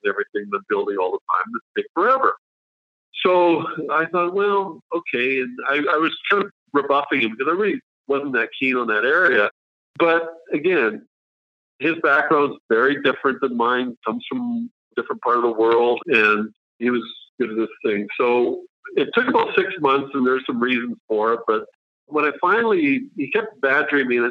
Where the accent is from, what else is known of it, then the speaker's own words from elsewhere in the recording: Canada; also born or lived in Switzerland; And this is in Canada now, not Switzerland. We moved when I was a kid